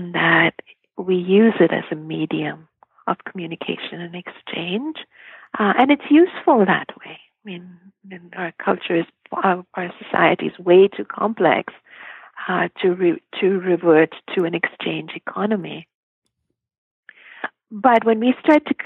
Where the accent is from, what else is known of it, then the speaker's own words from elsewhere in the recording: Mumbai, Maharashtra, India; moved away as an adult; now in North America; I grew up in Bombay